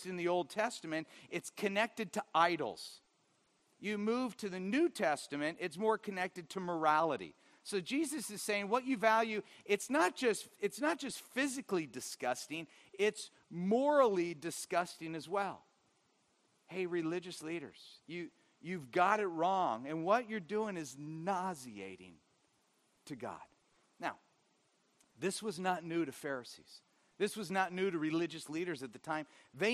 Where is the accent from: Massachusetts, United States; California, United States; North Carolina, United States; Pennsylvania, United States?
California, United States; Orange County; growing up in Orange County